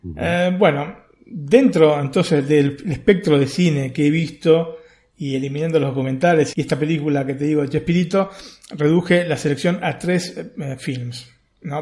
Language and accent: Spanish; Argentina; somos argentinos